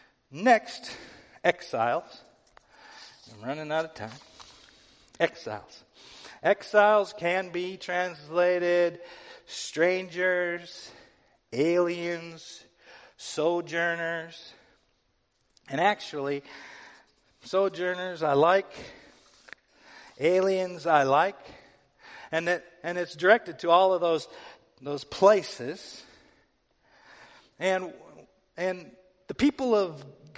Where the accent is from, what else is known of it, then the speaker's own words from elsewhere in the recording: United States; I'm an American